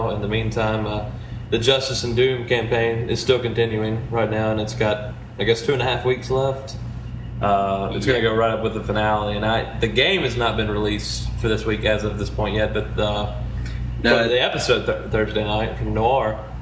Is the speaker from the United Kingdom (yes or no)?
yes; England, United Kingdom; I'm English.